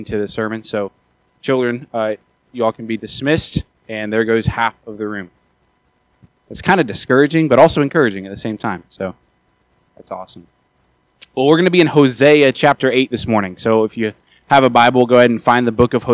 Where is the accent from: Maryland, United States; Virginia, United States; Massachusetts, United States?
Maryland, United States; moved away; I'm from Maryland originally